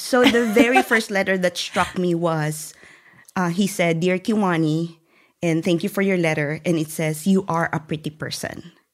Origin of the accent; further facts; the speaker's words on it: central Philippines, Philippines; moved away as an adult; I was born and raised in a very poor family, um, in the middle part of the Philippines